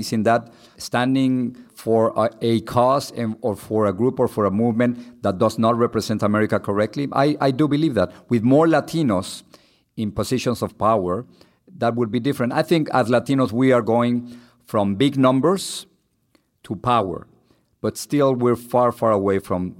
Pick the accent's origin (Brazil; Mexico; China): Mexico; Mexico City; English is a second language; now in United States; Sometimes I'm Chilango, which means that I'm from Mexico City. I still, as you can tell, I still speak English with an accent.